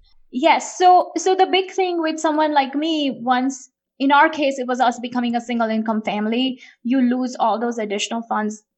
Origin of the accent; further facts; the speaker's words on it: India; moved away; I grew up in India, and I was an only child, grew up in eighties and nineties in India